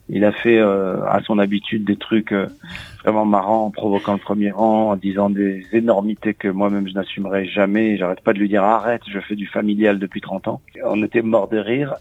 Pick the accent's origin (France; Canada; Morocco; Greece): Morocco; moved away; je suis marocain, né au Maroc